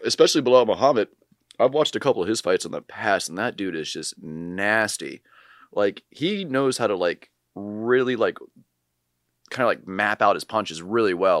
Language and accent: English; Charlottesville, Virginia, United States; moved away; I'm applying to be a firefighter in my hometown of Charlottesville